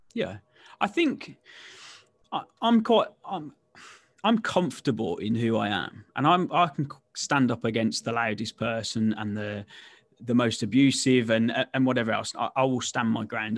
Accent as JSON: {"language": "English", "region": "West Midlands", "country": "United Kingdom", "tie": "born or raised there", "said": "I'm born and bred in the West Midlands, as you can probably tell from the dulcet tones"}